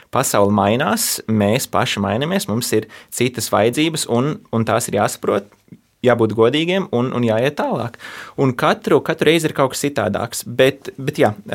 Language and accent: Latvian; United States; also born or lived in Latvia; es piedzimu Latvijā, bet uzaugu Amerikā